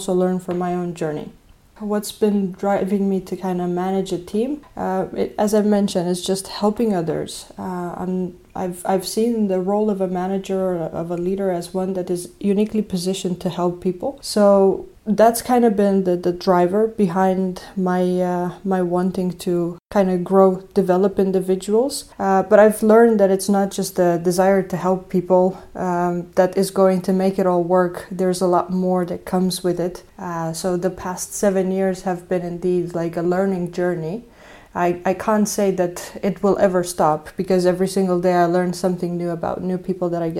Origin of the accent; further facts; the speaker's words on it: Romania; moved away; I'm originally from Romania